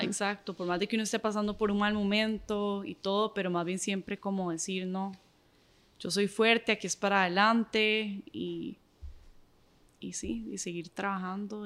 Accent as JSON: {"language": "Spanish", "country": "Nicaragua", "said": "soy nicaragüense y soy súper orgullosa de ser nicaragüense"}